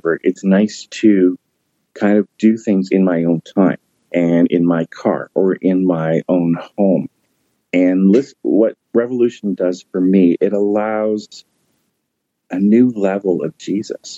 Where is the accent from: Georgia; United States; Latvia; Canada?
Canada; Toronto, Ontario; I grew up in here in the Toronto church going